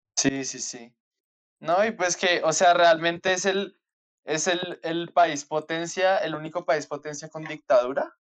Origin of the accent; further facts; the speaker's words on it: Colombia; somos más colombianos